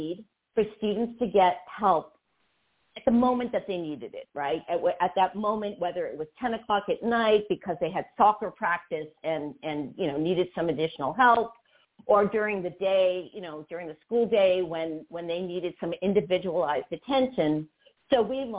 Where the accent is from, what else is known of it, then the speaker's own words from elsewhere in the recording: Lawrence, Massachusetts, United States; moved away; I grew up in a mill town called Lawrence, Massachusetts.